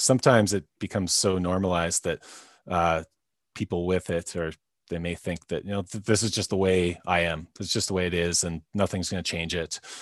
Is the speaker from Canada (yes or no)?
yes; North Vancouver, British Columbia, Canada; I'm from North Vancouver, uh, B C, Canada